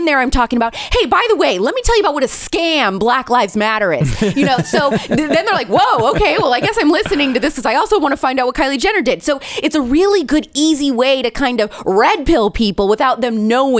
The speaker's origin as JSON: {"language": "English", "region": "Indiana", "country": "United States", "tie": "born or raised there", "said": "I didn't grow up in the South. I grew up in the Midwest. I'm an Indiana girl. I'm a Hoosier."}